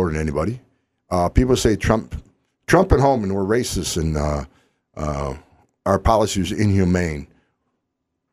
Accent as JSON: {"language": "English", "town": "West Carthage", "region": "New York", "country": "United States", "tie": "born or raised there", "also_born_or_lived": "Utica, New York / California", "moved": "as an adult", "said": "I grew up in West Carthage, New York"}